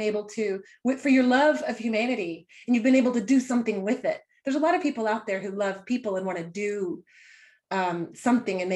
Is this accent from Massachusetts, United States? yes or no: no; Houston, Texas, United States; moved away; also born or lived in North Carolina; it was Houston, where it rains a lot